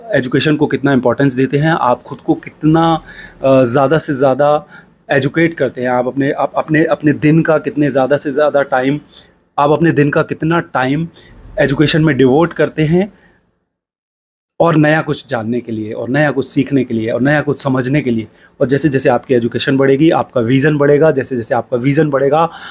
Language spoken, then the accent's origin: Hindi; India; मैं एक छोटे शहर से हूँ